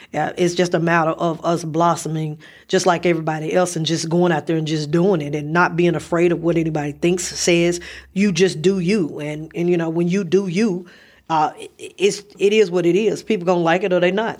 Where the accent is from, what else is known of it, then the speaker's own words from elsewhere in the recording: Memphis, Tennessee, United States; I'm from Memphis